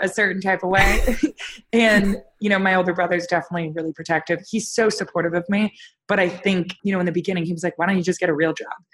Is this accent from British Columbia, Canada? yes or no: no; Toronto, Ontario, Canada; I was born and raised in Toronto, Canada, which was a great place to grow up